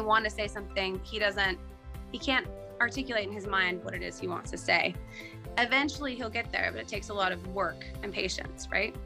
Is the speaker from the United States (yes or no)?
yes; Utah, United States; I grew up in Utah